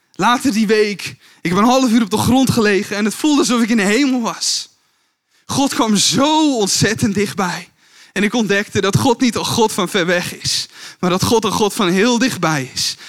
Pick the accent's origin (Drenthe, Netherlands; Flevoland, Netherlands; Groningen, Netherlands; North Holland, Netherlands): Flevoland, Netherlands; Kuinre, in the Kuinder area; first language Dutch; moved away as an adult; also born or lived in Emmeloord, Netherlands; now in Veenendaal, Netherlands; Geboren in Emmeloord. Getogen in Kuinderen in de Kunder